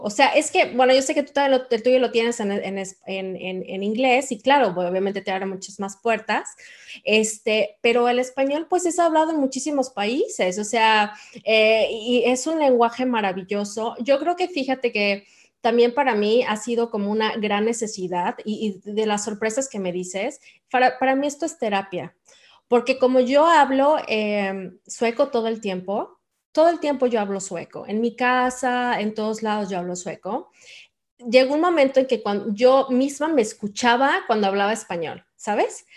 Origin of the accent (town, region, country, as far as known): Mexico; now in Sweden